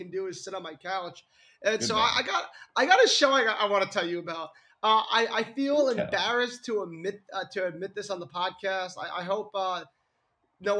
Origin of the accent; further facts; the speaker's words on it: United States; I'm American